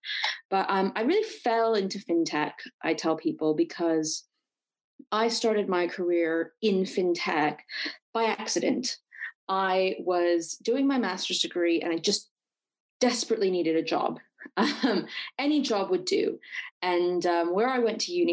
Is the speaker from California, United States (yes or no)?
yes; Silicon Valley, California, United States; I'm actually from Silicon Valley. Yes, people do grow up and live here. So I was born and raised here